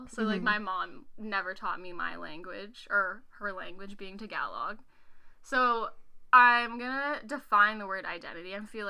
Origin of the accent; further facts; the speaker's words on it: Nova Scotia, Canada; I'm from Nova Scotia, yeah. Canada.